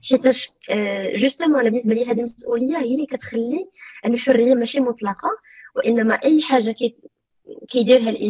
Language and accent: Arabic; Morocco; الارث القيمي ديالنا حنا كمغاربه فعندنا واحد الارث كبير